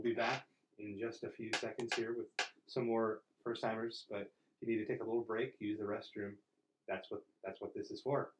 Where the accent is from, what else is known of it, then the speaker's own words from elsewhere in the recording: United States; as an American